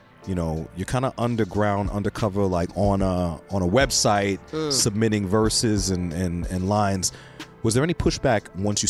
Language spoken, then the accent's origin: English; New York City, New York, United States; moved away; I grew up in Queens.